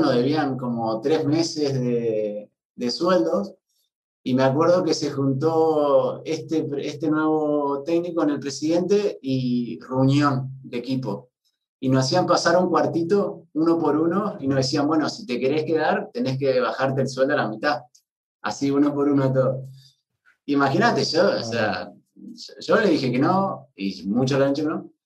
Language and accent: Spanish; Nogoyá, Entre Ríos, Argentina; moved away as an adult; also born or lived in Guadalajara, Spain / Torrejón de Ardoz, Spain / Daimiel, Spain; yo soy, para el que no me conoce, de Nogoyá, Entre Ríos, una ciudad de 35.000, 35, 30.000 habitantes